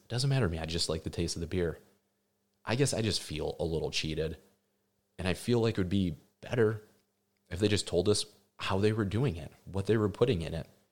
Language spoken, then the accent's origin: English; Midwest, United States; Gary and I, we're from the Midwest